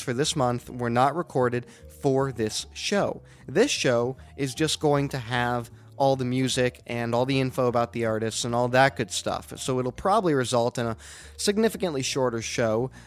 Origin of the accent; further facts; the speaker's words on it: Denver, Colorado, United States; now in Chicago, United States; my hometown of Denver